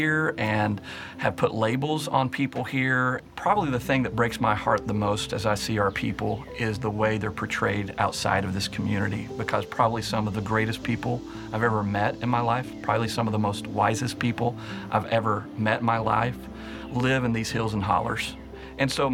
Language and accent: English; Martin County, Eastern Kentucky, United States; born and raised in Martin County, and so I have a lot of great memories in Eastern Kentucky and Martin County